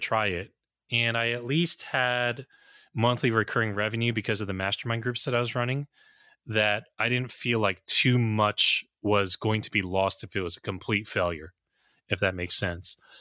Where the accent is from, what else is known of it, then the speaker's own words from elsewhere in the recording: United States; also born or lived in New Jersey; I'm an American